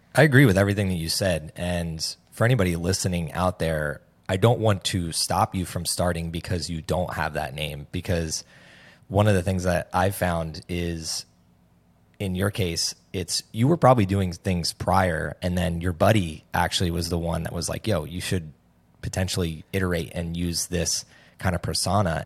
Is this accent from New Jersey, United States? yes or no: yes; New Jersey, United States; also born or lived in Hoboken, New Jersey; I'm from New Jersey.